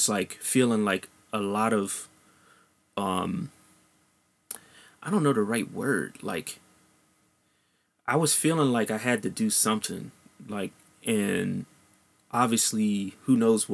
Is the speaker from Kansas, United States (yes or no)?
no; Silver Spring, Maryland, United States; I grew up in Silver Spring, Maryland, which is right next to Washington, D.C.